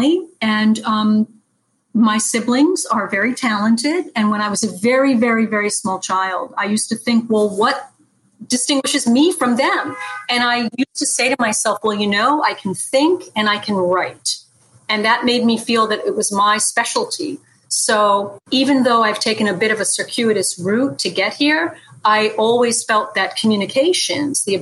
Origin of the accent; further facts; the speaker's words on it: Dutchess County, New York, United States; I am a Dutchess County girl. Yes, I am. Dutchess County. In fact, I'm probably going to die about 3 miles away from the place where I was born